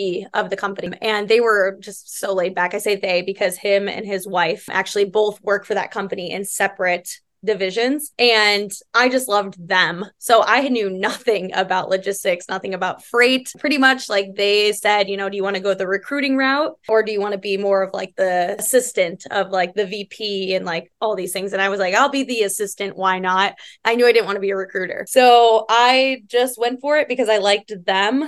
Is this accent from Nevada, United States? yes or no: no; Illinois, United States; moved away as an adult; now in Arizona, United States; Born and raised in Illinois, moved out to Arizona. And I've been out here for, almost 4 years now